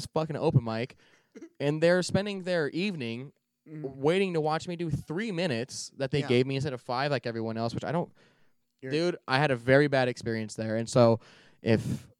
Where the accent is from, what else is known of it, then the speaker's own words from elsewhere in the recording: Phoenix, Arizona, United States; I'm from Phoenix